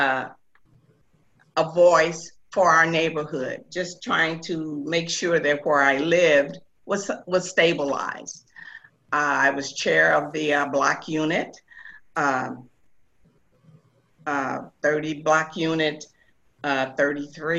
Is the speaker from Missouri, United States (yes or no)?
yes; St. Louis, Missouri, United States; I was born and raised here in St. Louis, Missouri